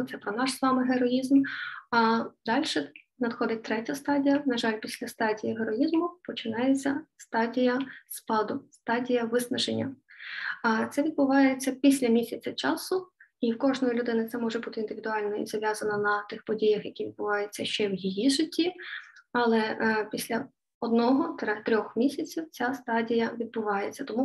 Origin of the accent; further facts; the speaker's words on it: Lviv, Lviv Oblast, Ukraine; Я зі Львова … і з вами традиційні щоденні п'ятихвилинки психологічної грамотності української.